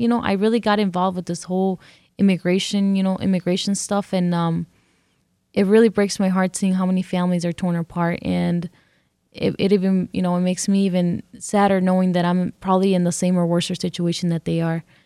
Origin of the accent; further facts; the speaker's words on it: California, United States; first language English; also born or lived in Mexico; now in Detroit, United States; I grew up in California, and this is the only place I know that is home